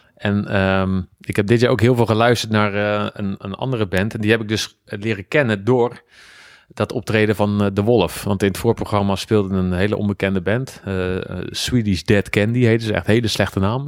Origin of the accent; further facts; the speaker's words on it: Schiedam, South Holland, Netherlands; ik kom uit Schiedam, Rotterdam